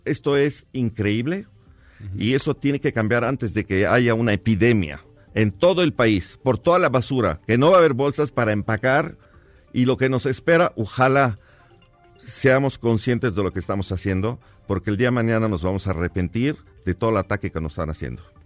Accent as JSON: {"language": "Spanish", "region": "Mexico City", "country": "Mexico", "tie": "born or raised there", "said": "yo crecí en la Merced, llevo 42 años en la Merced"}